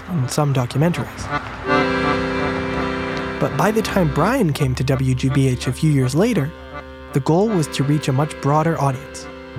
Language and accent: English; Boston, Massachusetts, United States; my hometown of Boston